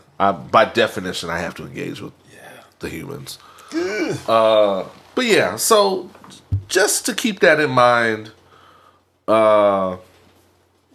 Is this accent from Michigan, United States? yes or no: no; Houston, Texas, United States; I'm from Houston